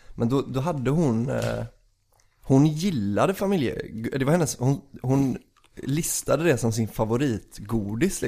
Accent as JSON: {"language": "Swedish", "area": "Bohuslän", "region": "Västra Götaland", "country": "Sweden", "said": "vi är ju från Bohuslän"}